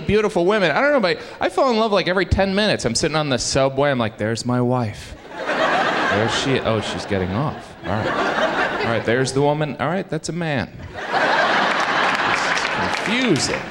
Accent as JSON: {"language": "English", "region": "Indiana", "country": "United States", "tie": "born or raised there", "moved": "yes", "lives_now": "New York, United States", "said": "I am originally from Indiana"}